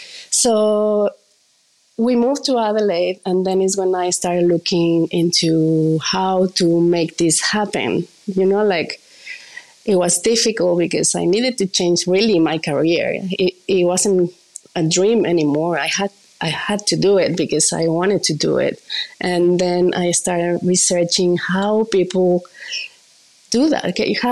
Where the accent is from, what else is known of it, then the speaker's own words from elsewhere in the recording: Mexico City, Mexico; Well, I'm from Mexico City. So Mexico City is full of like amazing tacos everywhere